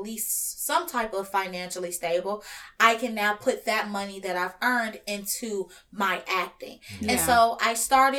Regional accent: Chicago, Illinois, United States; moved away as an adult; now in Los Angeles, United States; I grew up in the south side of Chicago

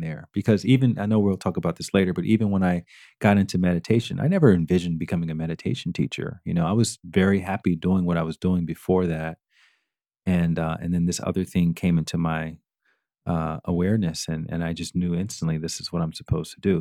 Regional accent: Alabama, United States; growing up in Alabama, that's your, your, your whole your whole childhood is all around, you know, getting a job

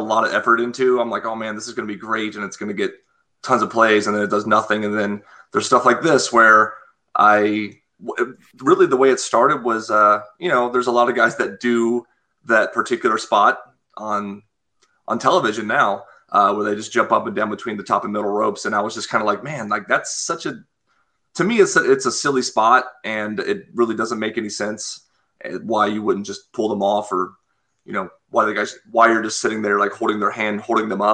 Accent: United States

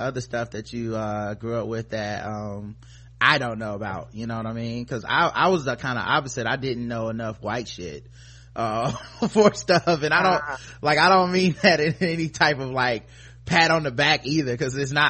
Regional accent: the South, United States; I'm from the South

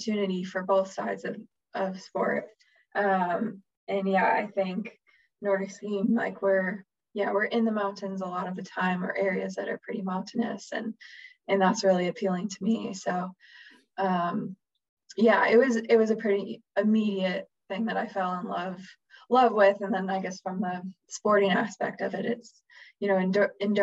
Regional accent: Chicago, Illinois, United States; moved away as an adult; also born or lived in Wisconsin; growing up in Chicago

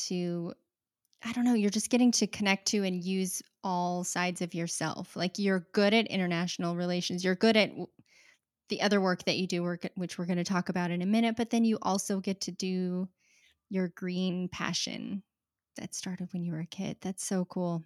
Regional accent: Utah, United States; I grew up there too.

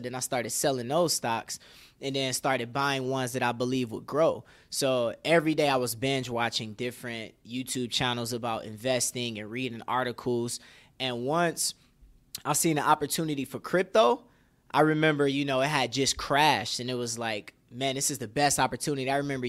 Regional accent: Detroit, Michigan, United States; Yes, born and raised.

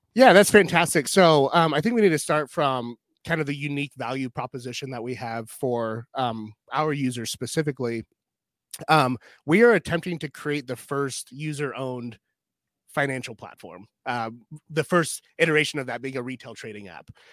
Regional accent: Pacific Northwest, United States; now in Iowa, United States; I'm from the Pacific Northwest

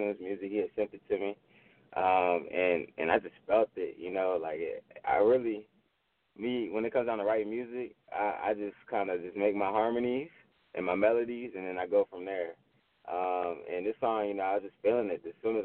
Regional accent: Richmond, Virginia, United States; I'm an artist from Richmond, Virginia

